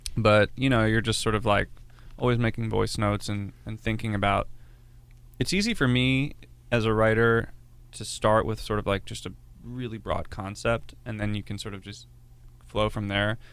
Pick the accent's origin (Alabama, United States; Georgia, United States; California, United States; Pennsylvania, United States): Pennsylvania, United States; Philadelphia; moved away as an adult; now in Los Angeles, United States; I grew up in the Philly area